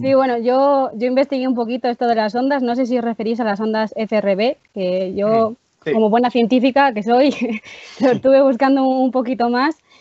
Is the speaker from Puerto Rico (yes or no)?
no; Palencia / León, Castile and León, Spain; also born or lived in Soto de Rueda, León; soy de un pueblo de, de, Palencia, pero también soy un pueblo de León, muy pequeñito